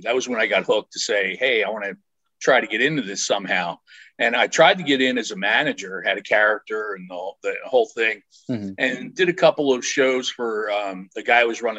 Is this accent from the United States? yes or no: yes; Philadelphia, Pennsylvania, United States; Growing up in the Philadelphia area